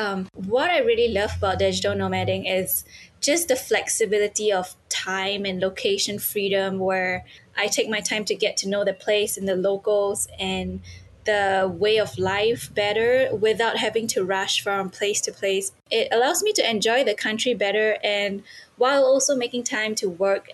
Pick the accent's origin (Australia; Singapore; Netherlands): Singapore; Yes, so I am from Singapore.